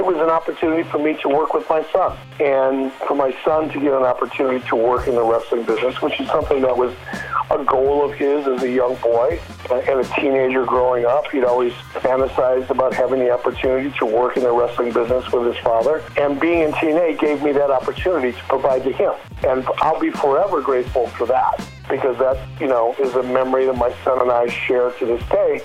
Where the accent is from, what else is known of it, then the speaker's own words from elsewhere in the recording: Detroit, Michigan, United States; when I was a kid growing up in Detroit